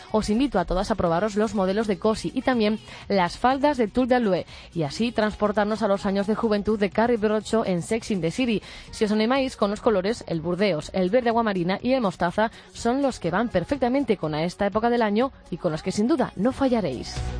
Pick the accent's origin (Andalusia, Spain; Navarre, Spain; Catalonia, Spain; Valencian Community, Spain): Navarre, Spain; Como buena navarra